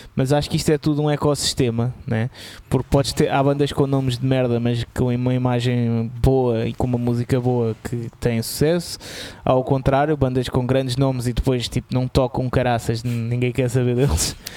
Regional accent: Lisbon, Portugal; e eu sou de Lisboa

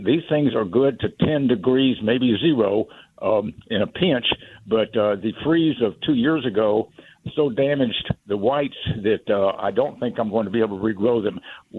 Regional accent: Kingsville, Texas, United States; I grew up in Kingsville, Texas, south of Corpus Christi.

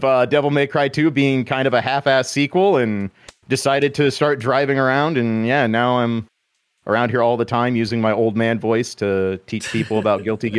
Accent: Midwest, United States; I'm from the Midwest.

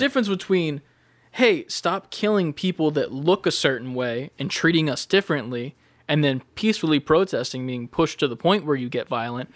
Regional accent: United States; we are American

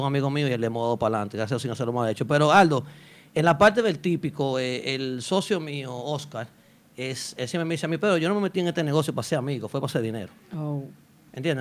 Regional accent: Santo Domingo, Dominican Republic; yo soy de la capital

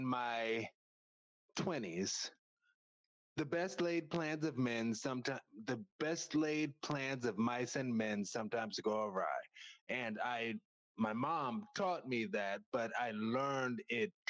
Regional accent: upstate New York, United States; moved away; I was born in New York City, right? And then I spent the first part of my childhood in upstate New York

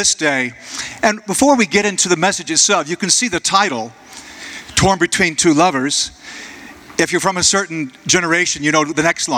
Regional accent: Jacksonville, United States; Jacksonville, my hometown

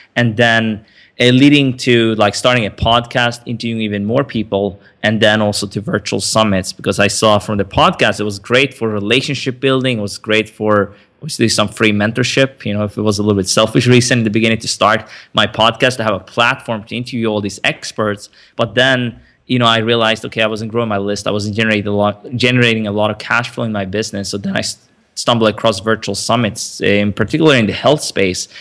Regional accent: Sweden; also born or lived in Stockholm, Sweden; I grew up in Sweden

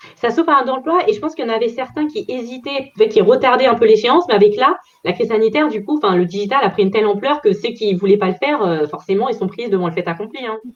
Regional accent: Paris region, Île-de-France, France; région parisienne

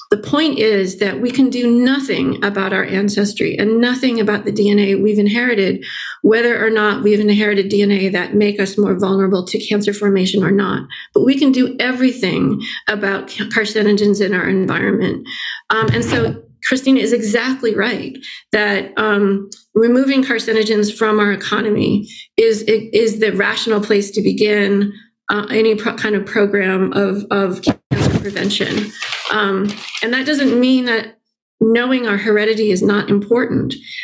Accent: central Illinois, United States; born or raised there; moved away

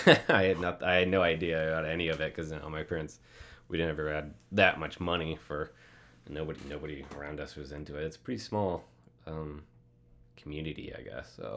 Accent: Shell Rock, Iowa, United States; moved away as an adult; also born or lived in North Dakota; I grew up in the Midwest, Iowa, like north, north central, if anybody knows Cedar Falls, Waterloo area.

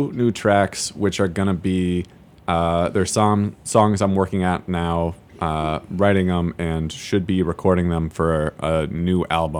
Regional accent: Seattle, Washington, United States; moved away as an adult; now in Chicago, United States; my hometown, or home neighborhood, I should say. I'm from Seattle.

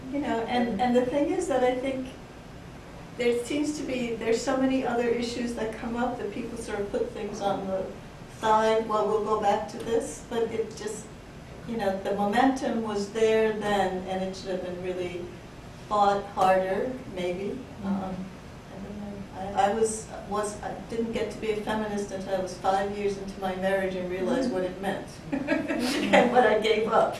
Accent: Hungary; moved away; I'm from Hungary, and again, culturally, you know, male dominance, and that was how I lived my family life

